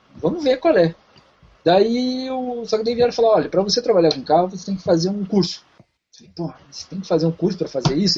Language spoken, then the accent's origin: Portuguese; Curitiba, Paraná, Brazil; moved away as an adult; now in Canada; eu venho de Curitiba, meu pai tem, teve uma loja de carro durante muitos anos